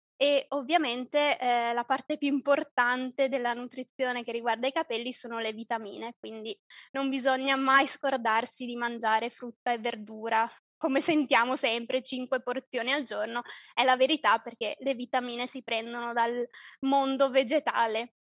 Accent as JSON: {"language": "Italian", "area": "province of Treviso", "region": "Veneto", "country": "Italy", "tie": "born or raised there", "also_born_or_lived": "Calabria (ancestry)", "moved": "as an adult", "lives_now": "Poland", "said": "io sono italiana, di origine calabrese, ma nata nel nord, nel, in Veneto, provincia di Treviso, però da due anni vivo in Polonia"}